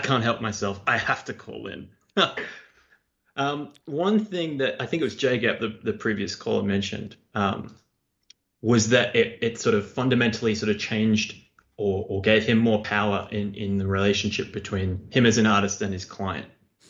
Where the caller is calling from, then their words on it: Australia; It's … from Australia.